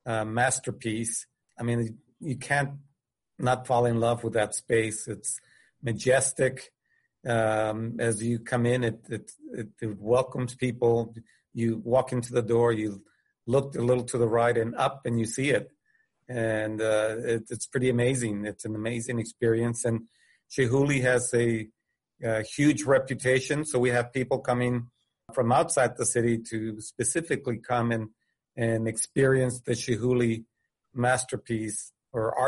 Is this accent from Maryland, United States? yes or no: no; Del Rio, Texas, United States; I'm from Del Rio, Texas